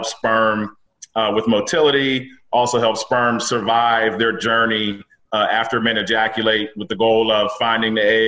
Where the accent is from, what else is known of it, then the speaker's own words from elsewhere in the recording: Pittsburgh, Pennsylvania, United States; moved away as an adult; also born or lived in Philadelphia, Pennsylvania / Maryland / New York; now in Alexandria, Virginia, United States; Born and raised in Pittsburgh. So grew up there through high school.